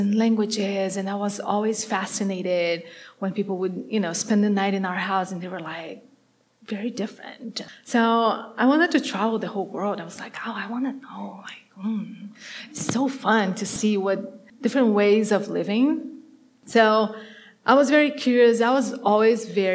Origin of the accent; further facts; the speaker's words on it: Curitiba, Paraná, Brazil; English is a second language; moved away; I grew up in Brazil in South America, and in a big city. My city today has probably like 2.5 million people, and it's called Curitiba, it's in the south